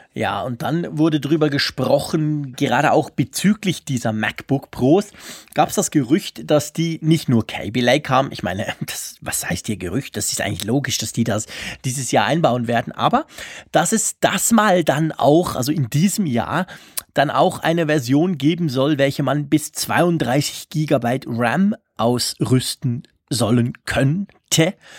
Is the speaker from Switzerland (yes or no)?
yes; Switzerland; also born or lived in Bern; bei uns in der Schweiz